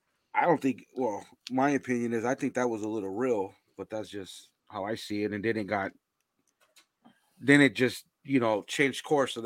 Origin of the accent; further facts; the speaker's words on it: Los Angeles, California, United States; I'm a minority within a minority, bro. My parents are Central American, and I grew up in Los Angeles with a bunch of homies that are Mexican, right?